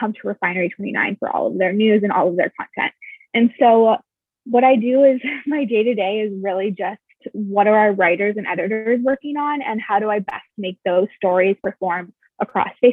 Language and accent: English; Michigan, United States; now in New York, United States; I'm from Michigan.